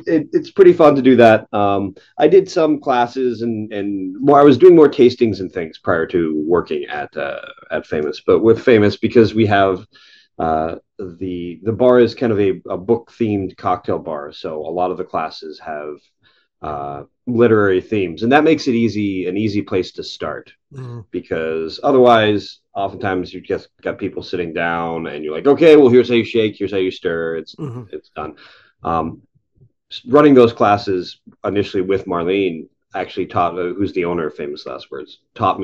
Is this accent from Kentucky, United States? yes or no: yes; Lexington, Kentucky, United States; moved away as an adult; now in Toronto, Canada; I grew up in Kentucky, so I grew up in Lexington, Kentucky, and bourbon's kind of part of the culture there.